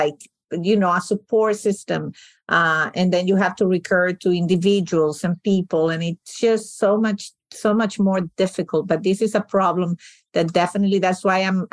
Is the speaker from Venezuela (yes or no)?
yes; Venezuela; now in United States; my family's from Sicily. I was born and raised in Venezuela